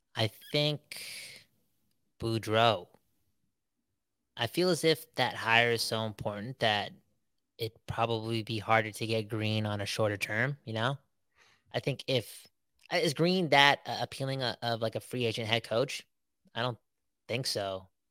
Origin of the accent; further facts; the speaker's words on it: Surrey, British Columbia, Canada; We're from Surrey after all